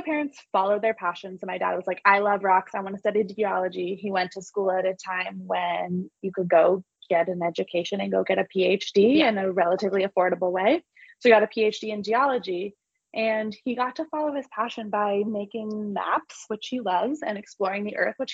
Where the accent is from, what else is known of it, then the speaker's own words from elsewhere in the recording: Los Angeles, California, United States; also born or lived in San Clemente, California; I grew up in Los Angeles. I'm a Valley girl